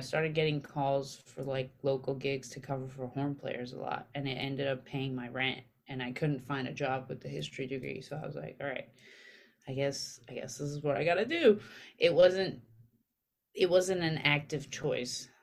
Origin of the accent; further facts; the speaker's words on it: Armenia; now in New York, United States; I grew up very poor in Armenia